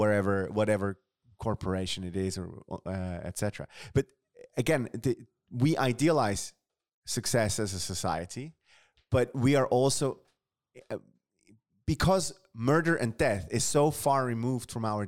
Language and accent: English; London, United Kingdom; I grew up in London, in the UK.